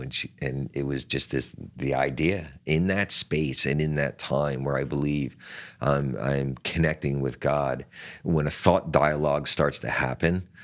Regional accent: Atlantic City, New Jersey, United States; in my hometown of Atlantic City

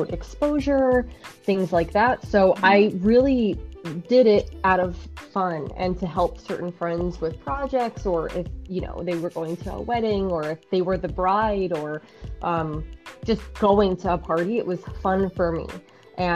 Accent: New York City, New York, United States; also born or lived in Bayside, Queens / Astoria, Queens; Born and raised in Jackson Heights, then moved to Bayside, and then moved to Astoria

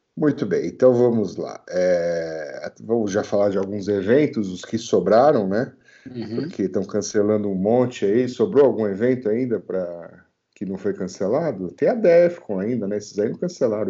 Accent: Brazil; eu sou brasileiro, cara. Aqui é, aqui é clima tropical

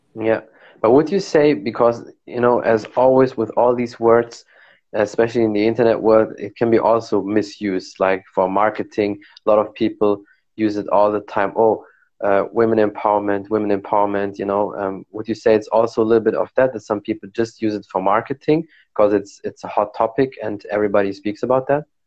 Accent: Morocco; I'm from Morocco, so we drink a lot of tea, like mint mint tea

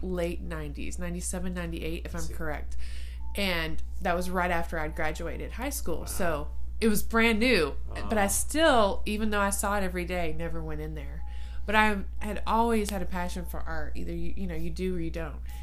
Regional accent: Ballinger, Texas, United States; moved away as an adult; now in San Angelo, United States; I lived in Ballinger um, for from middle school to high school, graduated in Ballinger

